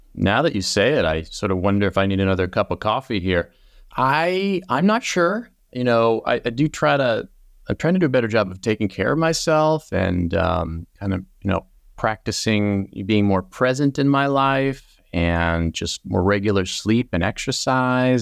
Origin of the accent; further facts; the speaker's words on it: Plymouth, Massachusetts, United States; moved away as an adult; now in West Coast, United States; I'm from the East Coast